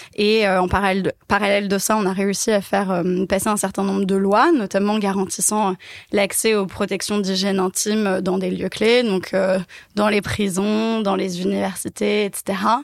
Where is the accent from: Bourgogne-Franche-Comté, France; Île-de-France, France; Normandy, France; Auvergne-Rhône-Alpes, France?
Île-de-France, France; Paris; Je suis née et j'ai grandi à Paris